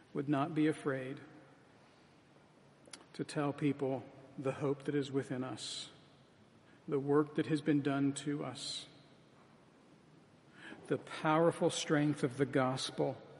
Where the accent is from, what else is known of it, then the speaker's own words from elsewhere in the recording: United States; as American evangelicals